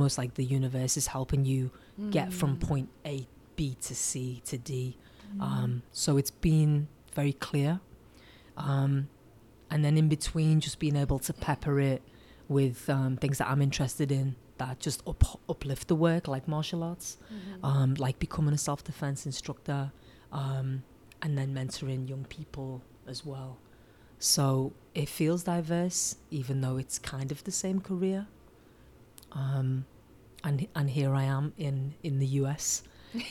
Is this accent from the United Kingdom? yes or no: yes; Liverpool, North West England, United Kingdom; now in Oakland, United States; Oakland is very similar to my hometown, Liverpool